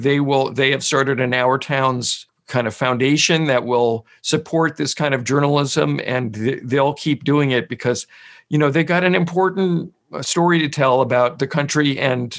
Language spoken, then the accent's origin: English; New York, United States; I'm from New York